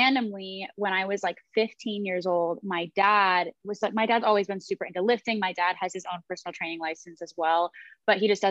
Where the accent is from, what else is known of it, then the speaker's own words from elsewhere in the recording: Columbus, Ohio, United States; now in Los Angeles, United States; I'm from Columbus, Ohio originally